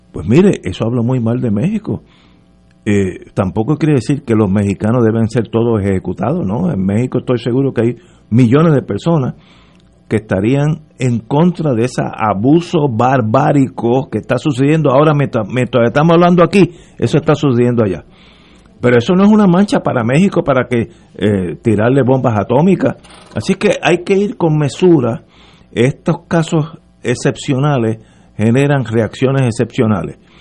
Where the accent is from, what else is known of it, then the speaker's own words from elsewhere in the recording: Puerto Rico; soy puertorriqueño